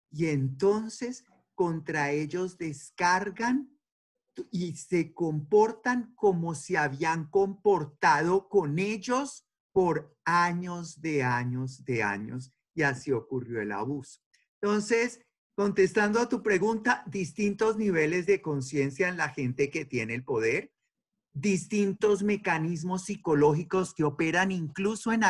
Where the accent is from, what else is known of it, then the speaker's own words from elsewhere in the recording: Colombia; yo soy de Colombia y nosotros allá sí en realidad casi no tenemos racismo